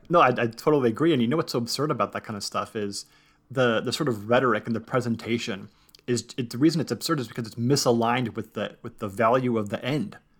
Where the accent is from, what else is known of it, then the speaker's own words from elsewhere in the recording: Southern California, United States; growing up in Southern California